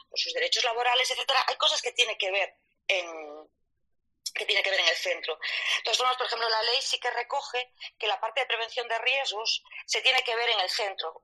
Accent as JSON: {"language": "Spanish", "town": "Vigo", "region": "Galicia", "country": "Spain", "said": "como soy gallega, ya os digo que soy de Vigo"}